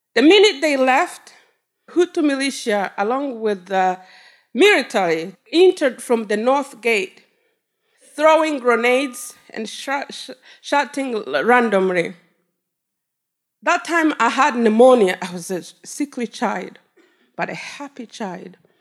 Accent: Rwanda; now in Detroit, United States; I was taken back to my country. I come from Rwanda.

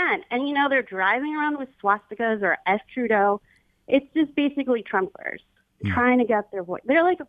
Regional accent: United States; now in Windsor, Canada; I'm an American living in Windsor

